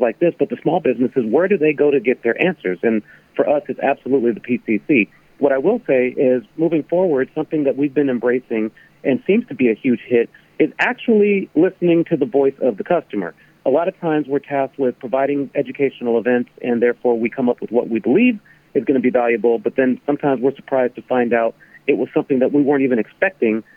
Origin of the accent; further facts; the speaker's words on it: Carson, California, United States; moved away as an adult; also born or lived in Chatsworth, California / Palmdale, California; now in Washington, D.C., United States; I grew up in Carson, Lomita